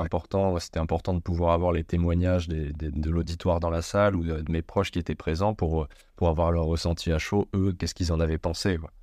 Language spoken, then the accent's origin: French; Amiens, Hauts-de-France, France; moved away; also born or lived in Montpellier / Clermont-Ferrand / Lyon; je suis né, moi, donc, dans la Somme, en Picardie, à Amiens. Euh, pour ceux qui connaissent pas, entre Lille et Paris, voilà, c'est en plein milieu. Euh, je suis né là-bas